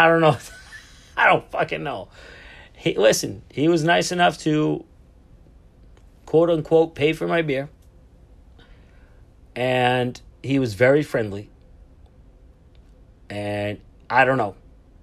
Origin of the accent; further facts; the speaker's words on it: Boston, Massachusetts, United States; I'm from Boston, Massachusetts, United States of America